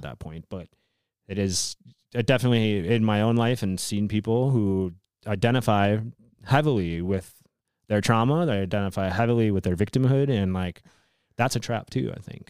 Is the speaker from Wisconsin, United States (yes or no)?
yes; Wisconsin, United States; I grew up in Wisconsin